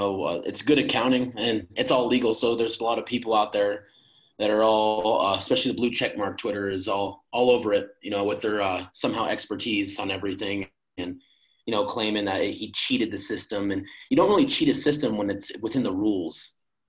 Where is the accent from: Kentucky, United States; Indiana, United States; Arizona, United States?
Arizona, United States; now in Minnesota, United States; I'm originally from Arizona, but I go to school up here in Minnesota